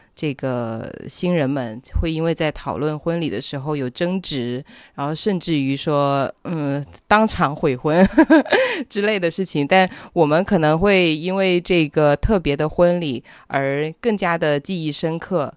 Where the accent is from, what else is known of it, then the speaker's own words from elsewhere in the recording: Guangdong, China; 我们广东人嘛